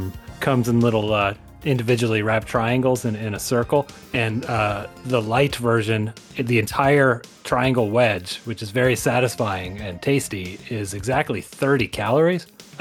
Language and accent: English; Las Vegas, Nevada, United States; I'm from Vegas.